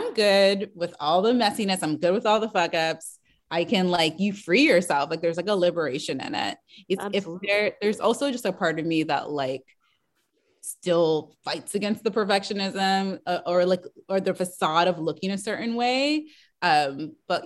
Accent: Washington, District of Columbia, United States; I grew up in, you know, Washington, DC. I'm not from the South.

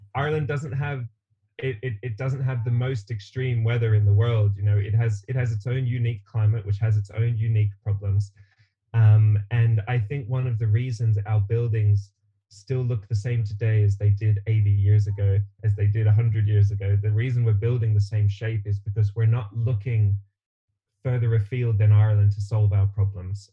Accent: Australia; moved away; originally, I'm from Australia, um, and I I grew up in a house that my parents built around me

